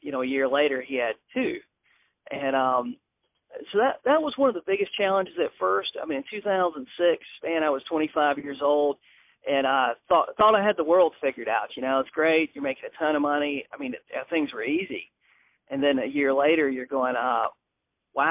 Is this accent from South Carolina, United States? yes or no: yes; Manning, South Carolina, United States; moved away as an adult; also born or lived in Alcolu, South Carolina; now in Myrtle Beach, United States; I grew up in Manning, South Carolina, close to Columbia